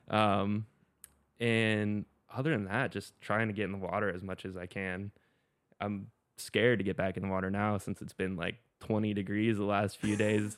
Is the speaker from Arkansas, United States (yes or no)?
no; Pensacola Beach, Florida, United States; also born or lived in Colorado; now in Jacksonville Beach, United States; grew up in Florida. Um, started surfing when I was seven, same time I started skating. Unfortunately, I grew up in Pensacola Beach